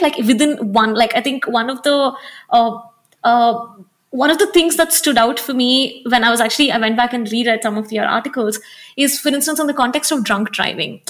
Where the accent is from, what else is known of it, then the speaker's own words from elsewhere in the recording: Hyderabad, Telangana, India; also born or lived in Delhi; now in Bangalore, India; I grew up in Hyderabad and I live in Bangalore and I've lived in Delhi before this.